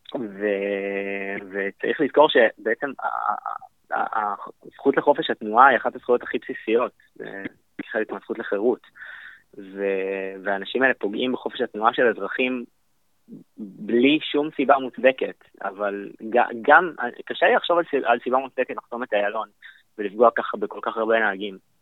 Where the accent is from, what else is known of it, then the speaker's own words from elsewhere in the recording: Israel; ב-D N A שלנו כישראלים